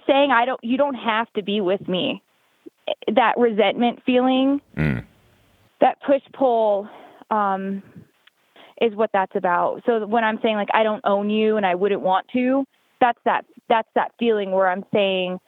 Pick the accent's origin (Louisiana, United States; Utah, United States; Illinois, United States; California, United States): California, United States; Sonoma County, Petaluma, Santa Rosa area, Northern; moved away as an adult; also born or lived in Lodi, California; now in Winnemucca, United States; I'm from Northern California. I'm from Sonoma County, Petaluma, Santa Rosa area.